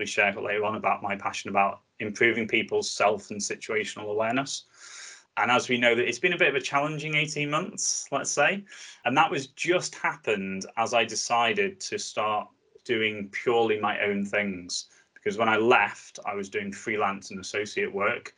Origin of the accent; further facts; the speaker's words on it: the Northwest, North West England, United Kingdom; I'm from the Northwest, so I live just on the Wirral